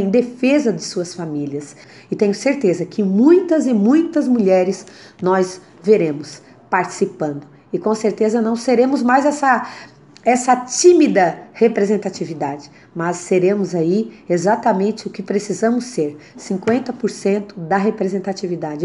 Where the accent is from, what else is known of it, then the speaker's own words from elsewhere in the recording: Criciúma, Santa Catarina, Brazil; nasci na cidade de Criciúma, é, onde fui criada, educada e aqui estou hoje